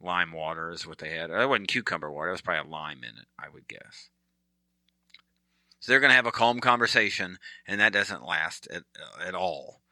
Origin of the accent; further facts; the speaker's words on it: United States; We're American